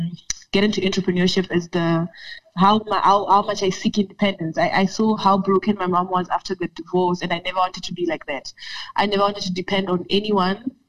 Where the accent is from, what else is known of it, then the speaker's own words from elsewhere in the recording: Harafelo, Limpopo, South Africa; now in Polokwane, South Africa; I'm currently based in Polokwane, but I am from Harafelo. And when I say I'm going home, that is where I go